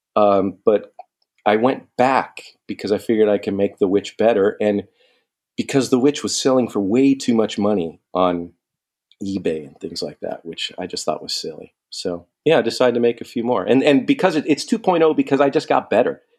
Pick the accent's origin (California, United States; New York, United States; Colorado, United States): California, United States; San Diego; moved away as an adult; I'm from San Diego, and I, I used to live all over the place. So, I came back home here